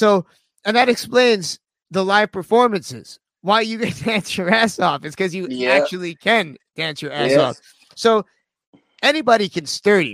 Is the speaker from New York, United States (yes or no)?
yes; Sag Harbor, New York, United States; my neck of the woods out in Sag Harbor